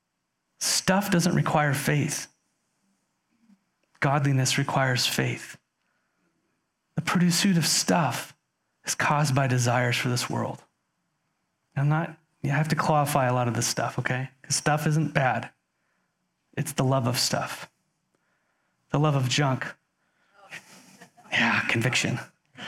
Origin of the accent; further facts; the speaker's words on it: United States; As an American living in 2021